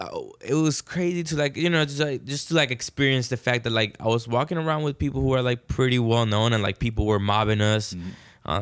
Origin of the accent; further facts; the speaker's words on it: Houston, Texas, United States; I did Bumpy's birthday because I'm from Houston.